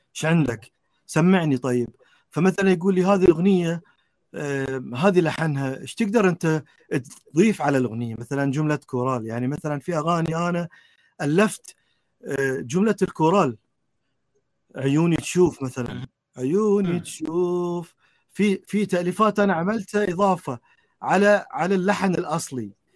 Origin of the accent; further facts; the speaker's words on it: Bahrain; في بلدي البحرين